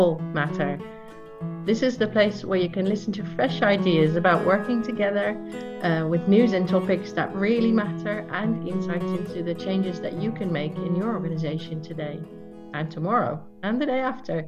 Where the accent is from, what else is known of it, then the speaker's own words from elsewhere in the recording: Netherlands; I'm Dutch, I'm from the Netherlands.